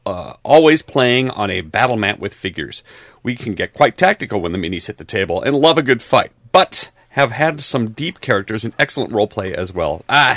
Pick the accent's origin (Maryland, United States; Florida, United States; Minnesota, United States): Minnesota, United States; from Minnesota.